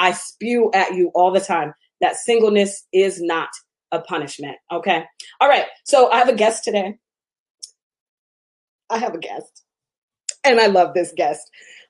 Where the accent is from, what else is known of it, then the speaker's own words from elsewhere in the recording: Seattle, Washington, United States; moved away as an adult; when I was growing up in Seattle.